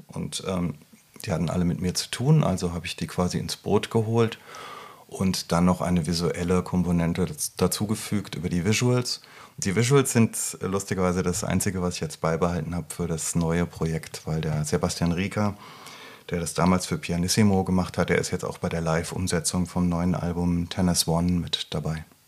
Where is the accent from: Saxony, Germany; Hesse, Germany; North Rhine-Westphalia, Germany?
Hesse, Germany; Rüsselsheim; moved away; in meiner alten Heimat